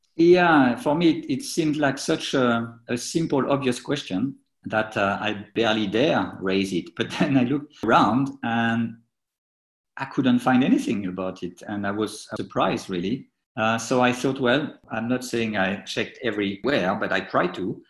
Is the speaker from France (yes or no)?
yes; Troyes, Grand Est, France; now in United Kingdom; I, grew up in France, in Troyes, which is a well, medium-sized town just east of Paris